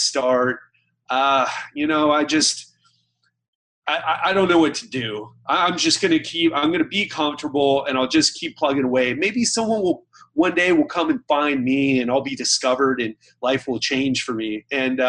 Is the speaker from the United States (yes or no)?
yes; United States; now in Miami Beach, United States; I have a Scottish background, even though, you know, I'm American